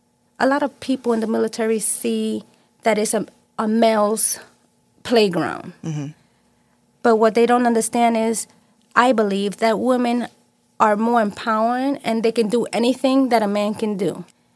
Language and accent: English; New York City, New York, United States; I was born and raised in New York